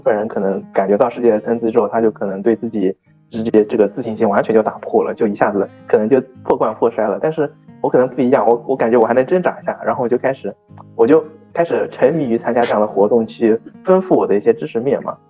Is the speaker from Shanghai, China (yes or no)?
yes; Shanghai, China; accent: Jinshan dialect; 他们市区的方言和我们金山的方言又 不一样 就是我感觉差的还挺多的嘛